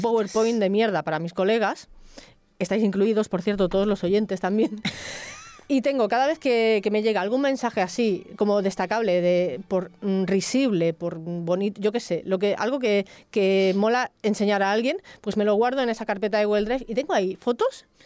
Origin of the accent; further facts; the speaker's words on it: El Prat de Llobregat, Catalonia, Spain; Eres del Prat, ¿no? Yo también